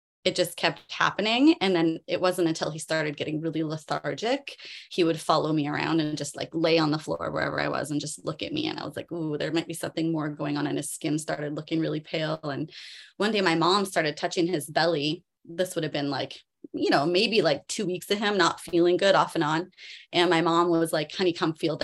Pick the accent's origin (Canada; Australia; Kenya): Canada; moved away as an adult; now in Maui, United States; I'm Canadian. I grew up in Canada.